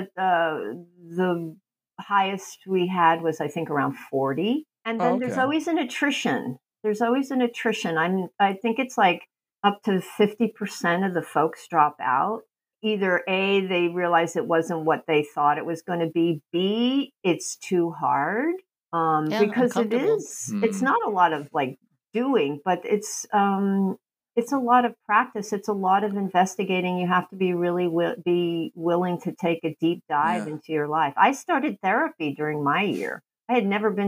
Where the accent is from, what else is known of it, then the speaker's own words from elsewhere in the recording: New York, United States; moved away as an adult; also born or lived in California / Israel; now in Los Angeles, United States; I am from New York. I am a Yankee fan.